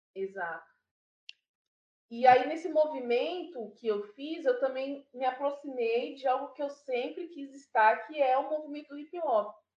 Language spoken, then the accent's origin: Portuguese; São Paulo, Brazil; Sou aqui da Zona Norte, do Jardim Imperialto. Alto. É, Sou moradora até hoje, é um território que eu fortifico. Eu gosto sempre de dizer de onde que eu venho